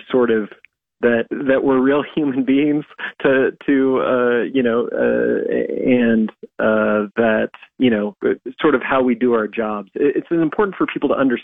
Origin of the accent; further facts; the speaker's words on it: Red Cloud, Nebraska, United States; moved away; So that's what we're doing in Red Cloud, and obviously it's more meaningful to me when we're doing it in my hometown